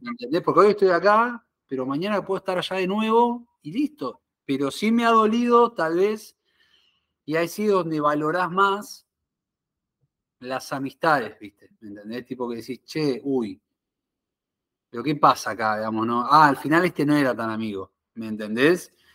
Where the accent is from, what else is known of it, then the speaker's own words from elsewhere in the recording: Argentina; moved away as an adult; also born or lived in Buenos Aires; now in Miami, United States; soy argentino